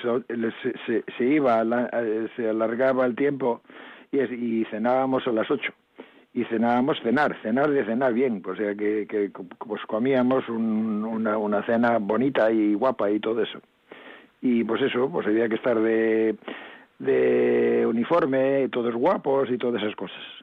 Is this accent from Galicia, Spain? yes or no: yes; mountains of Lugo, Galicia, Spain; also born or lived in Caión, A Coruña; O sea que nací en Cayón, en aquí en La Coruña. No quiere decir que me haya criado aquí, porque luego me marché a la, a la montaña de Lugo